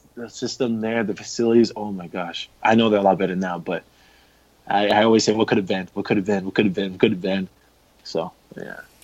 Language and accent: English; Canada; as a Canadian